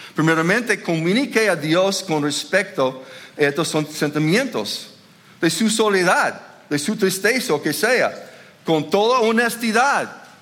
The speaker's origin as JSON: {"language": "Spanish", "region": "Minnesota", "country": "United States", "second_language": "Spanish", "moved": "yes", "said": "yo soy de Minnesota"}